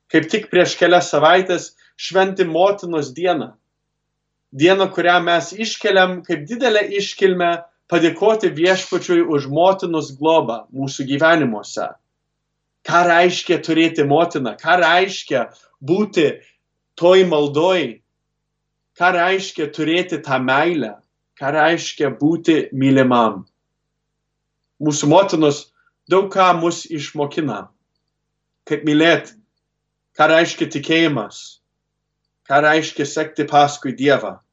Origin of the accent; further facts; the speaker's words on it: Cleveland, Ohio, United States; augau lietuviškoje šeimoje Klyblendo mieste